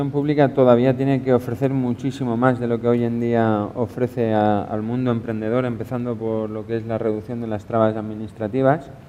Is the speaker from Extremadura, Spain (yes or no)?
no; Novelda, Valencian Community, Spain; por lo menos de donde yo vengo, en Novelda hay una cantidad de gente que sabe hacer de todo y con gracia y con arte